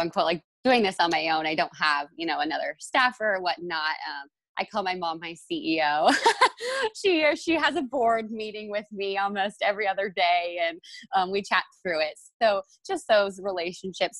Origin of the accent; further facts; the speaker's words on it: Northern California, United States; now in Kansas City, United States; I'm actually from Northern California